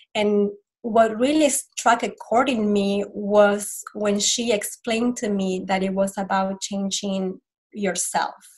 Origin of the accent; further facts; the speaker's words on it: Argentina; moved away; I am from Argentina originally and um, I grew up in a Catholic family